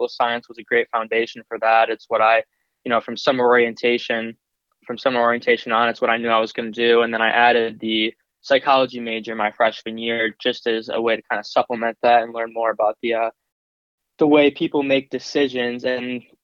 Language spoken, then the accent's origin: English; Cleveland, Ohio, United States; also born or lived in Cuyahoga Heights, Ohio; now in Columbus, United States; I'm from Cleveland, Ohio